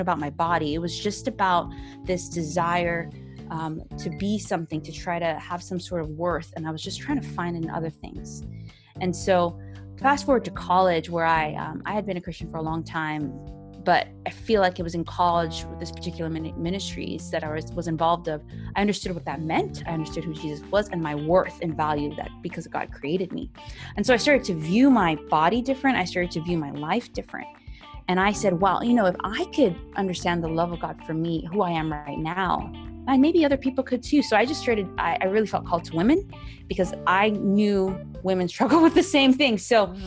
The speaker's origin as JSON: {"language": "English", "country": "Cayman Islands", "said": "I'm from the Cayman Islands"}